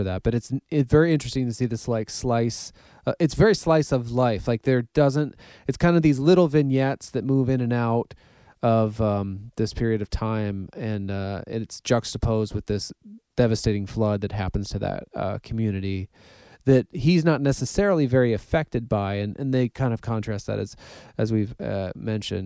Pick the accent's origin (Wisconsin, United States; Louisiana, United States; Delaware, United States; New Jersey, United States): Wisconsin, United States; Ripon; I grew up around with in Ripon